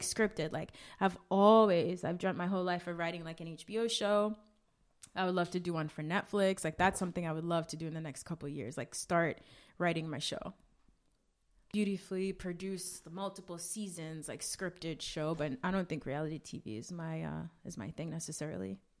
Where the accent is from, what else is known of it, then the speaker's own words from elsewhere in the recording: New York, United States; also born or lived in Grenada; I grew up in Flatbush. I went to high school in Brooklyn. I am very much a Brooklyn girl.